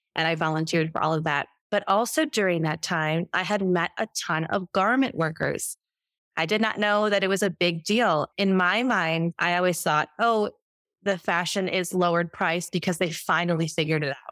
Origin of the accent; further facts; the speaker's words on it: Chicago, Illinois, United States; moved away as an adult; Come from Chicago, Illinois, and I was raised on McDonald's